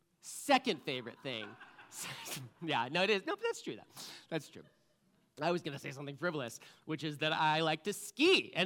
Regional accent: Connecticut, United States; moved away; You know, I moved here from Connecticut. We have skiing on the East Coast, but I like to call it, it's more like downhill ice skating, right?

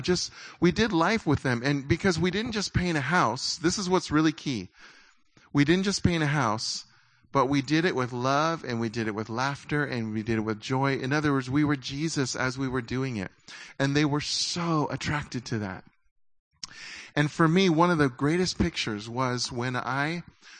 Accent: United States; as American Christians

